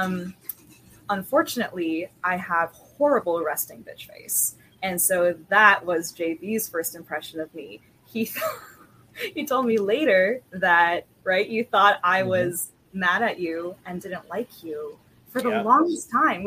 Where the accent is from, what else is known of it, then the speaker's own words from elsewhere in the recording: Prince George's County, Maryland, United States; also born or lived in Arizona; when I was 4 years old, we moved to Maryland, PG County, Maryland, and I grew up here